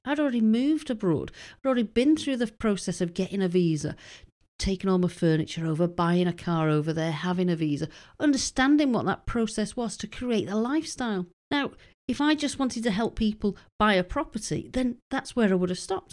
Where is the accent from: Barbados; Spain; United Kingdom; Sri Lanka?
United Kingdom; moved away as an adult; being British and having moved over there